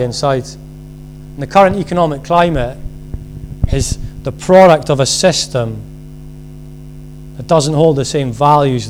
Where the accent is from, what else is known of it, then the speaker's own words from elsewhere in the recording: Scotland, United Kingdom; being Scottish